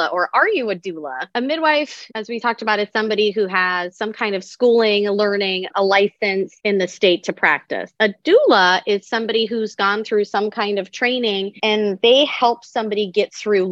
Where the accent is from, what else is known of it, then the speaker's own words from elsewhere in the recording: San Diego, California, United States; also born or lived in Atlanta, Georgia; I was born and raised in San Diego